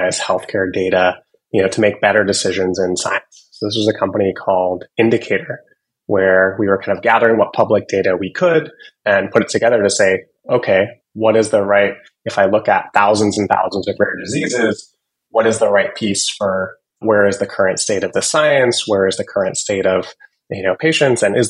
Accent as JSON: {"language": "English", "town": "Seattle", "region": "Washington", "country": "United States", "tie": "born or raised there", "said": "I grew up in Seattle, from a family of physicians"}